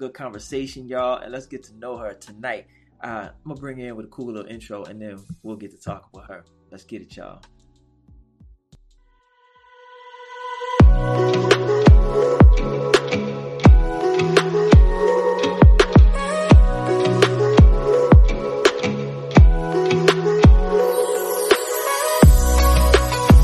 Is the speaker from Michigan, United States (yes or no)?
no; Waveland, Mississippi, United States; moved away; also born or lived in Texas / California / Las Vegas; I'm from Mississippi. I'm from Waveland, Mississippi. So I'm from a small town